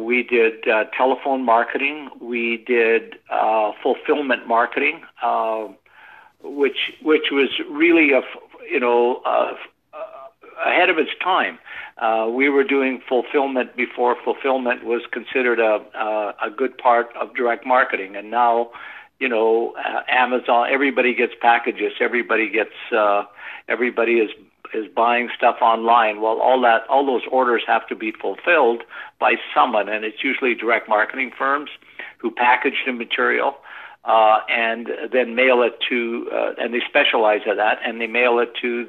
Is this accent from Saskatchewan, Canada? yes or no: yes; Weardale, Saskatchewan, Canada; I grew up in the seat of John Diefenbaker. My hometown was a little town called Weardale, Saskatchewan